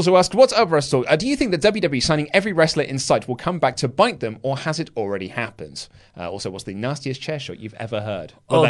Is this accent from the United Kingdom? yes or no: yes; Glasgow, Scotland, United Kingdom; As I'm from Glasgow, I had the opportunity of meeting the man with the sexy body, Drew McIntyre.